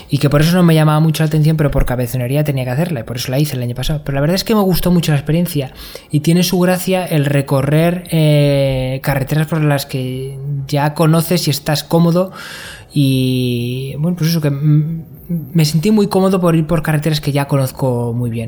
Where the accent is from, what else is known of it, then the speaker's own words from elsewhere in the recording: Castile and León, Spain; ir a, mi pueblo en bici, que está en León